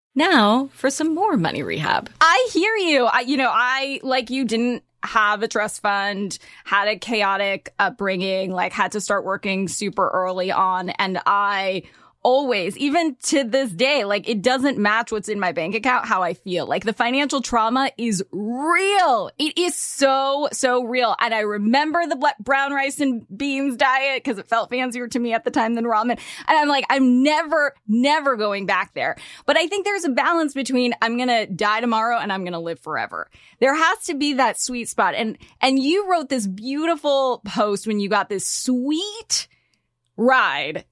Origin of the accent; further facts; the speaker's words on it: California, United States; I grew up in California